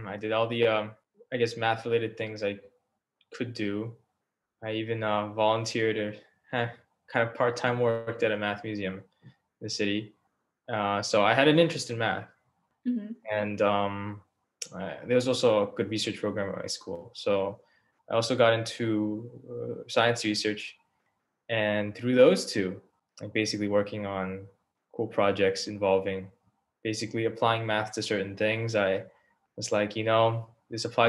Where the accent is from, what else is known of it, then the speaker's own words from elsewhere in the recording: Long Island, New York, United States; I'm from Long Island